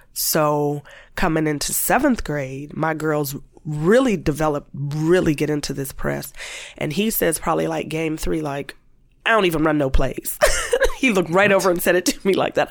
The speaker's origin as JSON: {"language": "English", "town": "Warren", "region": "Ohio", "country": "United States", "tie": "born or raised there", "said": "I happened being in Warren and growing up in Warren"}